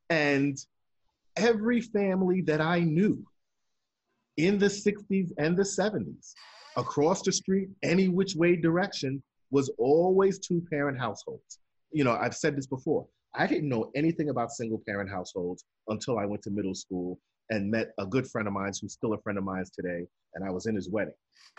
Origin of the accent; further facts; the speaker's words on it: New York City, New York, United States; I grew up in the Soundview section of the South Bronx.